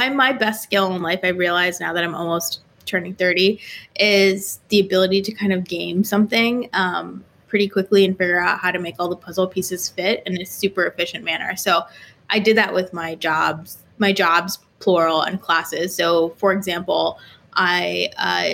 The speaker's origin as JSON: {"language": "English", "town": "Jersey City", "region": "New Jersey", "country": "United States", "tie": "born or raised there", "also_born_or_lived": "New York City", "said": "I grew up in Jersey City, New Jersey"}